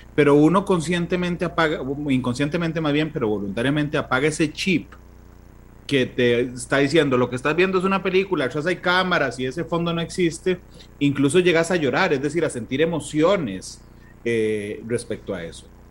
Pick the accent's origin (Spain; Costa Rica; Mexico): Costa Rica; cómo somos los ticos